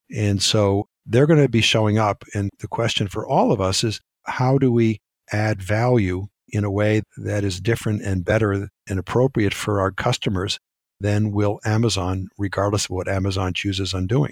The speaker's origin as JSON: {"language": "English", "country": "United States", "said": "we Americans"}